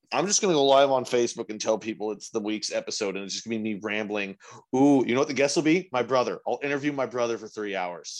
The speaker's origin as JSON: {"language": "English", "region": "Texas", "country": "United States", "said": "Texas, we are our own, we are our own thing"}